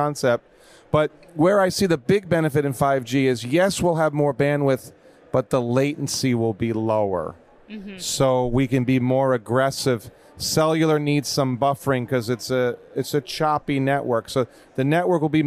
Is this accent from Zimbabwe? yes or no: no; New York, United States; moved away as an adult; now in California, United States; So I grew up in New York